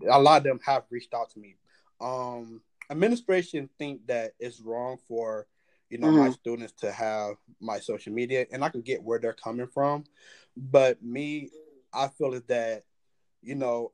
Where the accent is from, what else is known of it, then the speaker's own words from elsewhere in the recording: Detroit, Michigan, United States; now in Cleveland, United States; I'm from Detroit